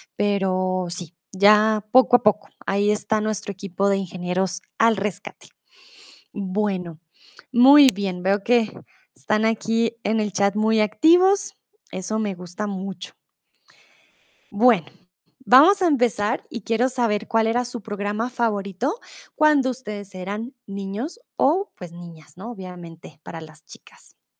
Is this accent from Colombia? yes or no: yes; Bogotá, Colombia; now in Germany; soy de Colombia, de Bogotá. Vivo comúnmente en Alemania